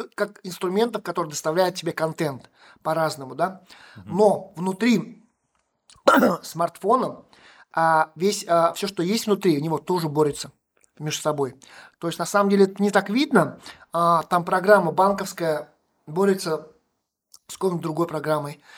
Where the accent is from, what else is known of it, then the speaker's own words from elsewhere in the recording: Tirlyansky, Bashkortostan, Russia; now in Ufa, Russia; Я же сам, как сказать, из Белорусского района детство провел в Терляне